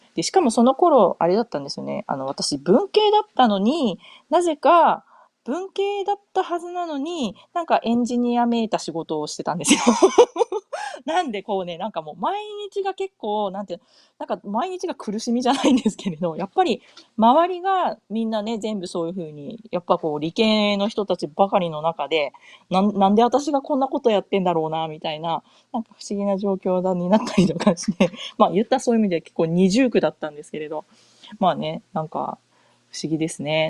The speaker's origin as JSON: {"language": "Japanese", "country": "Japan", "tie": "born or raised there", "also_born_or_lived": "Australia", "first_language": "Japanese", "moved": "as an adult", "lives_now": "United States", "said": "日本で生まれ育って普通の普通の公立学校の英語教育を受けてた自分"}